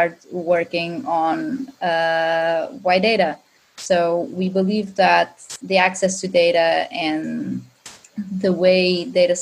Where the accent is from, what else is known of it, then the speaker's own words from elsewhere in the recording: Azores, Portugal; English is a second language; now in Lisbon, Portugal; I am Portuguese, and I've born in a small but amazing island from Azores.